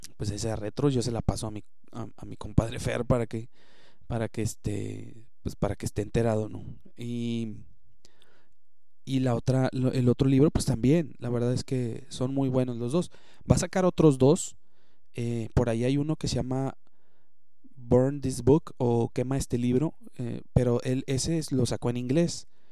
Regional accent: Monterrey, Nuevo León, Mexico; como regios pues nos debemos de apoyar y como mexicanos también

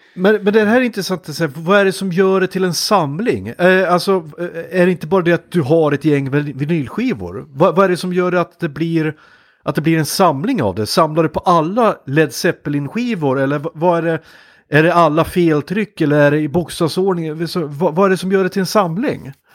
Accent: Hudiksvall, Gävleborg County, Sweden; jobbade en sommar hos ett kommunalt bostadsbolag där jag kom eh, ifrån Hudiksvall

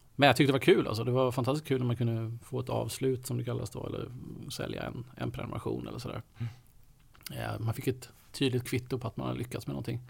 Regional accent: Kalmar County, Sweden; moved away as an adult; now in Stockholm, Sweden; jag är uppväxt på, eh, på Öland

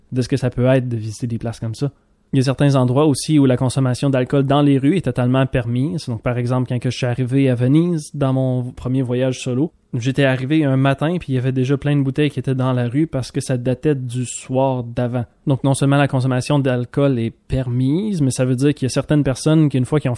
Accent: Quebec, Canada; du Québec lorsqu'on est en France. Donc des fois on se retrouve à défendre un petit peu c'est quoi notre accent

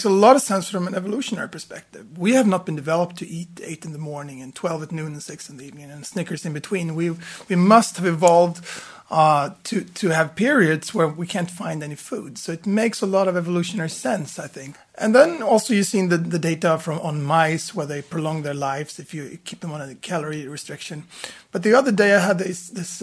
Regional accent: Stockholm, Stockholm County, Sweden; I was born in Stockholm, and I'm a medical doctor. I was educated at the Karolinska

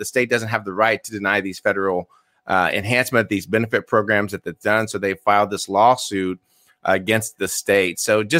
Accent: Indiana, United States; my home state, Indiana

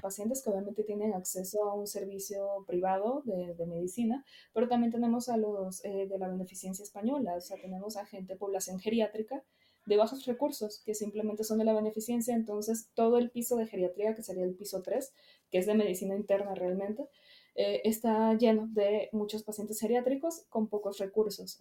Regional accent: Venezuela; moved away as an adult; also born or lived in Caracas; now in Mexico; soy venezolana, nací allá, vine aquí hace seis años.

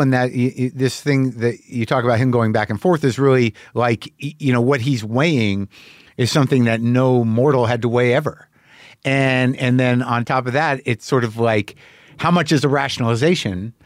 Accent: New Mexico, United States; moved away; me as an American guy, as a guy who grew up in New Mexico

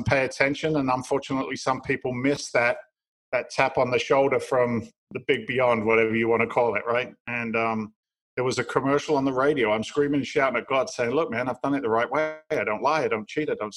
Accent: England, United Kingdom; moved away as an adult; now in United States; I'm from England originally. I'm an immigrant to the United States

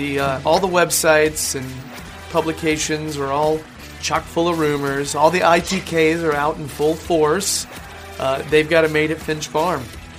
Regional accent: United States; I'm American

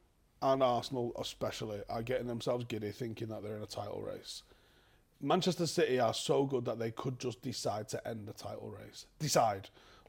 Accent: Ghana; I'm Ghanaian, obviously

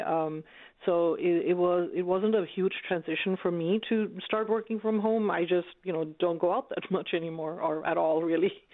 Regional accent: Bangladesh; also born or lived in United States; now in Canada; I'm from Bangladesh.

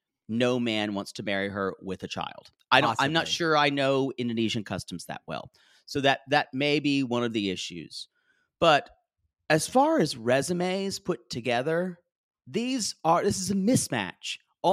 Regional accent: the South, United States; accent: Southern; I tried to lose a lot of my Southern accent

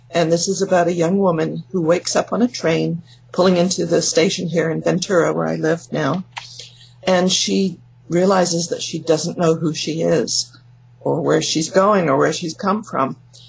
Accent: England, United Kingdom; now in California, United States; Well, I'm from England, but yeah. I know I don't sound like it anymore, because I've been here for more than 50 years in California.

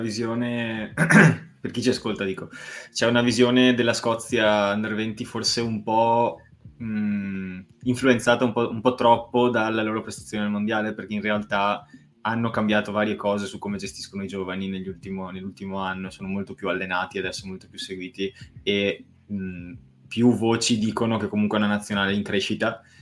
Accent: Veneto, Italy

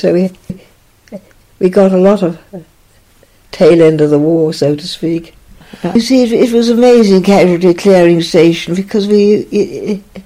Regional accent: Naas, Leinster, Ireland; Grew up there. I mean, it yeah. I was there till I was 18.

